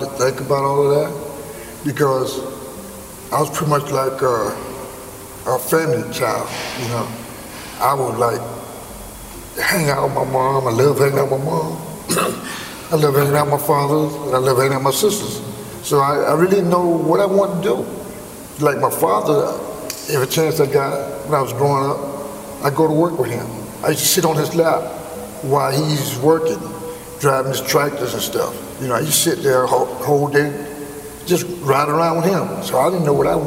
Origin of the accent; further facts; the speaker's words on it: Mims, Florida, United States; also born or lived in South Carolina; I grew up in Mims